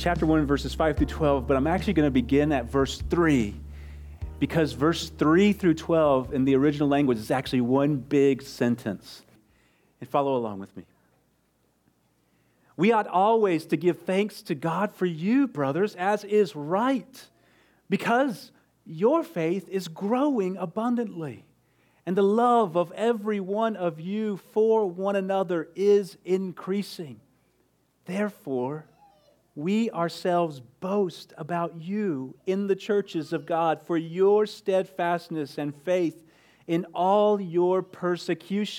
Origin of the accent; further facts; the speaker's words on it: Midland, Texas, United States; moved away; I'm originally from West Texas, from Midland